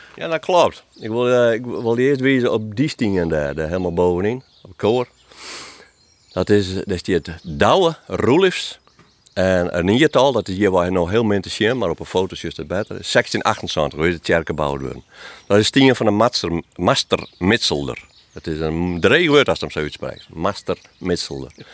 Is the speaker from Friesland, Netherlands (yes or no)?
yes; Friesland, Netherlands; ik als Bevelitser